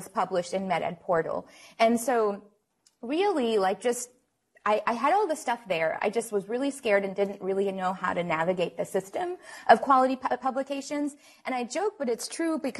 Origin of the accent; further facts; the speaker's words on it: New Orleans, Louisiana, United States; now in Houston, United States; I am from Houston, originally from New Orleans